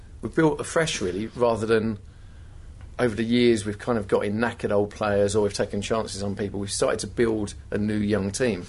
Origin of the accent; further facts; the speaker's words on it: England, United Kingdom; moved away as an adult; now in United States; As a Brit, as an Englishman.